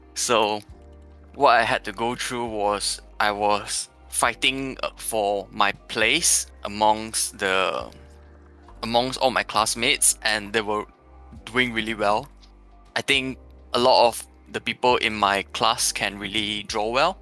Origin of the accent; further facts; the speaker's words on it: Petaling Jaya, Selangor, Malaysia; I come from PJ.